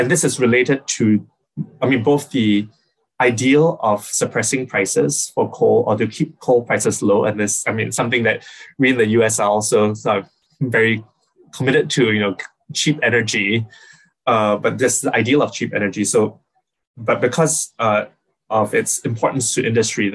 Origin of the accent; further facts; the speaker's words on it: Singapore; now in United States; I'm from Singapore, which is small island country